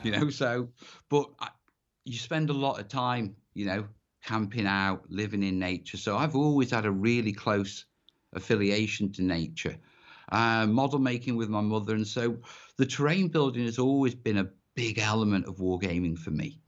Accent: North Wales, United Kingdom; I grew up in North Wales

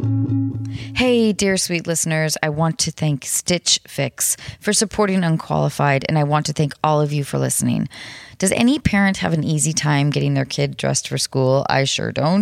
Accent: north of Seattle, Washington, United States; I grew up north of Seattle

